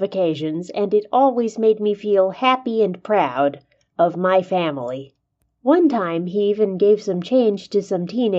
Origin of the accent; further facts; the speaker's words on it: Southern California, United States; I grew up in Southern California